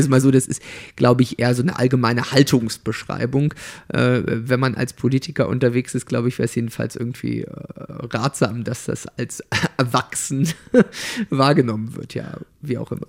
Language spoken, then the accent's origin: German; Torgelow, Mecklenburg-Vorpommern, Germany; also born or lived in Ueckermünde; in Torgelow und in Öckermünde, wo ich groß geworden bin